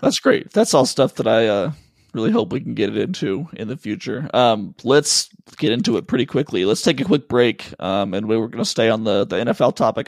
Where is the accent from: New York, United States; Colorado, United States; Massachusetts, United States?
Colorado, United States; moved away; also born or lived in Pacific Northwest; I was born in Colorado